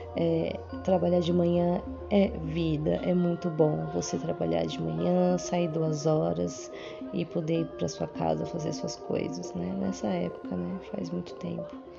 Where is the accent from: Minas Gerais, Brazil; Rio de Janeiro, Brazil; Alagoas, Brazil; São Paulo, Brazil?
São Paulo, Brazil; eu sou aqui de São Paulo, moro na Zona Sul.